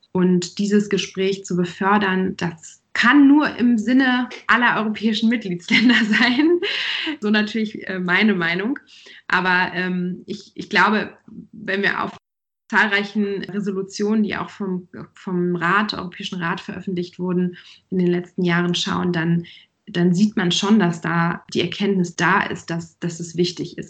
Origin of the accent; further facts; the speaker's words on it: Germany; bei uns in Deutschland